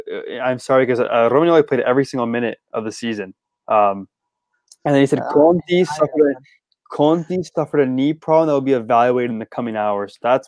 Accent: St. Vincent & Grenadines; But I wasn't. I'm from St. Vincent.

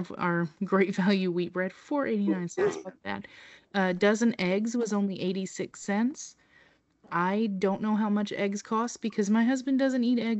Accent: Tennessee, United States; here in my hometown because I work in Nashville

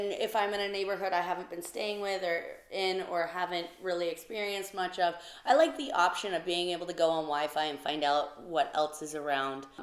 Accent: United States; here in the States

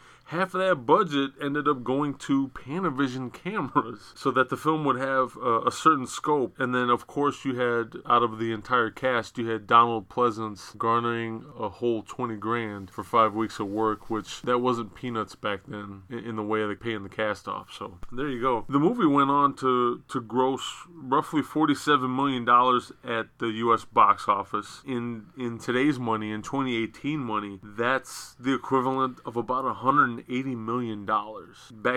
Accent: Illinois, United States; we're from Illinois

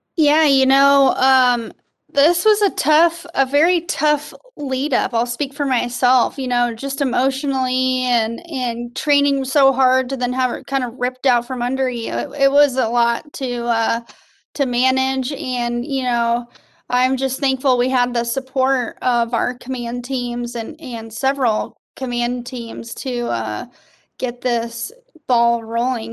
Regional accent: Colorado Springs, Colorado, United States; moved away as an adult; now in Fort Benning, Georgia, United States; Colorado Springs, Colorado originally.

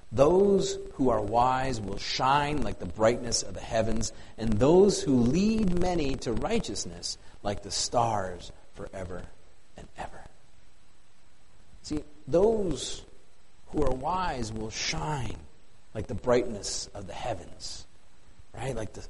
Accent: the Dakotas, United States; now in Plevna, United States; It's so bright where I live. And I miss it. After growing up in the Dakotas, holy smokes, I miss stars.

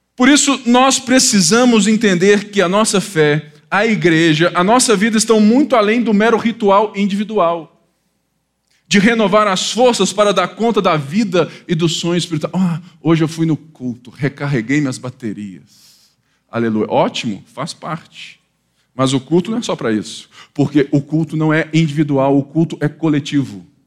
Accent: Rio de Janeiro, Brazil; eu sou do Rio de Janeiro, né? Eu nasci há 10 mil anos atrás. Não, brincadeira. Eu nasci no Rio de Janeiro

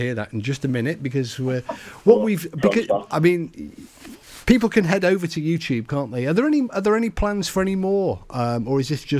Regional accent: England, United Kingdom; for me being English

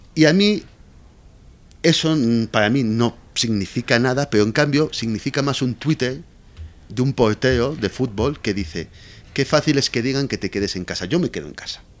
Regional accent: Valencia, Valencian Community, Spain; moved away as an adult; also born or lived in Barcelona / Madrid; now in Mexico; yo me he criado 23 años en, en Valencia

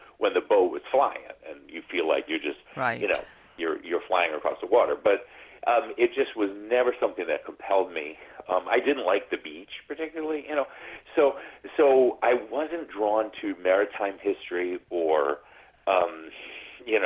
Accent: New England, United States; moved away as an adult; now in California, United States; we were some Catholic kids growing up in New England

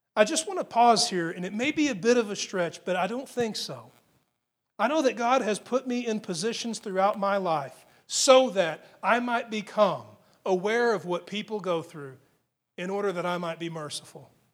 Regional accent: Texas, United States; being an American and especially being a Texan

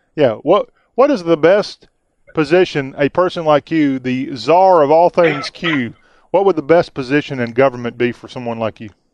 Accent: South Carolina, United States; a guy who grew up on the East Coast in the Carolinas

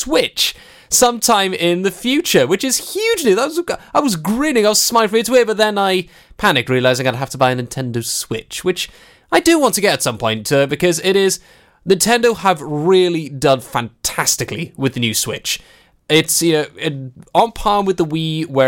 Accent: Welsh, Wales, United Kingdom; being Welsh

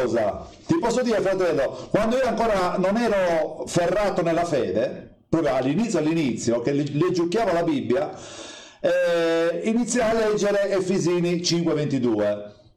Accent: Sardinia, Italy; io sono sardo

